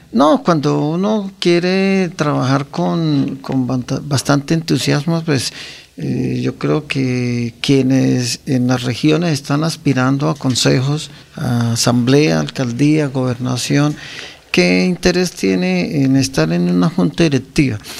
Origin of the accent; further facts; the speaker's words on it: Guane, Santander, Colombia; also born or lived in San Gil; nacimos en Guane y me bautizaron en San Gil